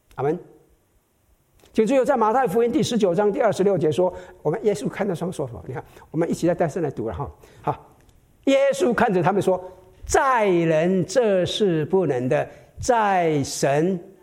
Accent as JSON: {"language": "Chinese", "country": "Taiwan", "moved": "yes", "said": "我们台湾人，哈， 闽南人最属灵的， 常常开玩笑，哈， 我们台湾来的"}